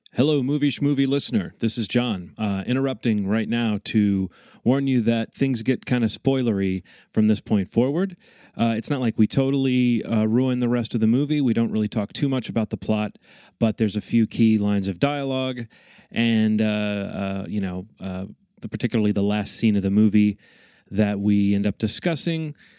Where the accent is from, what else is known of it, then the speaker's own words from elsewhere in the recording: the South, United States; I am from the South